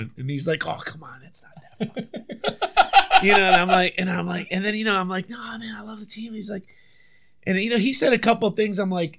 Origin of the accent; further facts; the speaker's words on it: United States; as an American